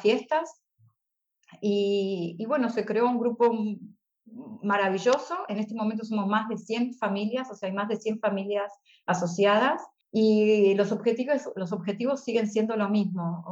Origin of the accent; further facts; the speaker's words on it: Argentina; moved away as an adult; now in Stuttgart, Germany; Yo me volví a Argentina